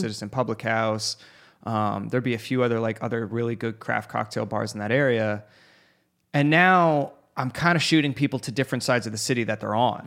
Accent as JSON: {"language": "English", "town": "Phoenix", "region": "Arizona", "country": "United States", "tie": "born or raised there", "said": "I grew up in Arca-, I went to Arcadia"}